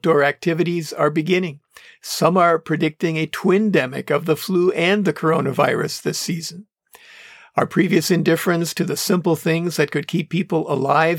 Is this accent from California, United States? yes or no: no; Manitowoc, Wisconsin, United States; Manitowoc, Wisconsin, my hometown